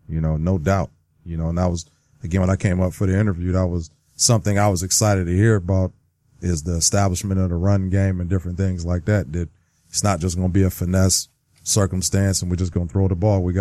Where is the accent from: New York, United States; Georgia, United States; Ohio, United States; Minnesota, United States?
Ohio, United States; Youngstown; I grew up in Youngstown, Ohio, so yeah. you could be Pittsburgh or you could be Cleveland, and I was neither.